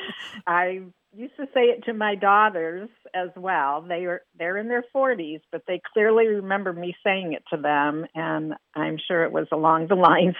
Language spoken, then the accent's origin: English; Illinois, United States; now in Grapevine, United States; Well, I grew up in the Midwest, mostly Illinois